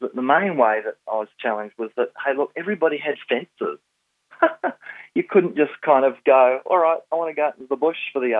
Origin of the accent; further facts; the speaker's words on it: Kalimantan, Indonesia; Well, I was born and bred in Borneo, which is the largest island in Indonesia, and now most people call it Kalimantan. My parents were missionaries amongst the Dayak people who were the headhunters.